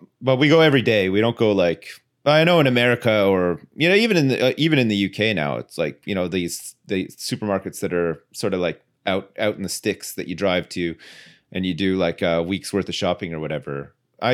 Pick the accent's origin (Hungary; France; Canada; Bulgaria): Canada; Ottawa, Ontario; I remember when I was younger, where I grew up in Ottawa, in the suburbs, they introduced like this their recycling scheme.